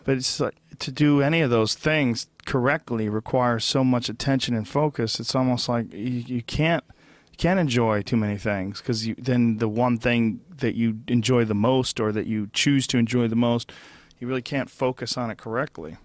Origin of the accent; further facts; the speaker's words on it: Massachusetts, United States; When I was a little kid growing up in Massachusetts